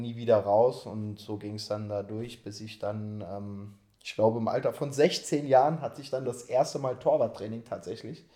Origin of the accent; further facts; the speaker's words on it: Saarpfalz, Saarland, Germany; bei meinem Heimatverein, JSG Saarpfalz heißt der Verein, das ist eine Spielgemeinschaft von drei Dörfern, da wo ich herkomme